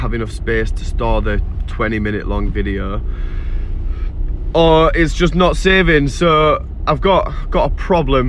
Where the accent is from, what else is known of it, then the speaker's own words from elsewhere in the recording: York, Yorkshire and the Humber, United Kingdom; also born or lived in Seaham; now in Sunderland, United Kingdom; I am from York in England originally, like 28 years ago